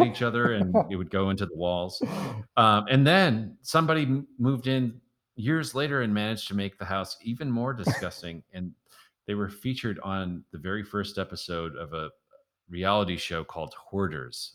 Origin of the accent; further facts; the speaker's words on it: Milwaukee, Wisconsin, United States; moved away as an adult; also born or lived in Washington, D.C.; playing gigs around my hometown, Milwaukee